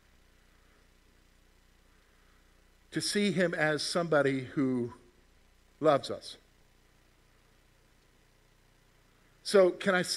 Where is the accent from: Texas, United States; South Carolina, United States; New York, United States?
South Carolina, United States; moved away as an adult; also born or lived in Virginia; now in Pennsylvania, United States; I grew up in South Carolina